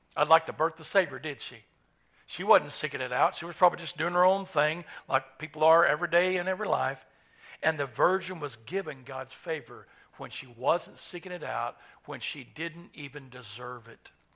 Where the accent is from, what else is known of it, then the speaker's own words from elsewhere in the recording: Owasso, Oklahoma, United States; I grew up in Owasso